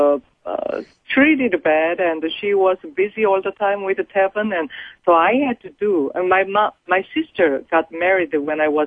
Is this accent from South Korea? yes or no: yes; South Korea; moved away as an adult; now in United States; I happen to be born in a poor Korean family at the bottom of the Korean society.